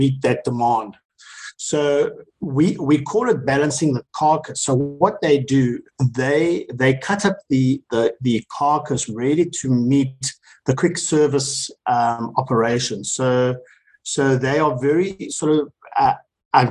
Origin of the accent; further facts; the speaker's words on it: South Africa; as South Africans